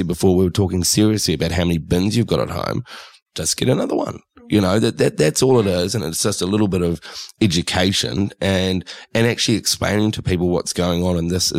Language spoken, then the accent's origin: English; New Zealand; moved away as an adult; now in Australia; I'm a Kiwi, but I've been in Australia for nearly 20 years. Growing up in New Zealand, recycling was just a way of life.